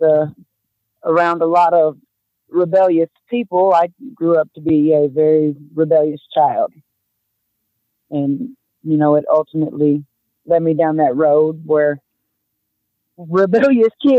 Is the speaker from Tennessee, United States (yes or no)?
yes; Lewisburg, Tennessee, United States; I grew up in Lewisburg, Tennessee for the most part, but up until the time I was 13 or 14, my father was with a rock and roll band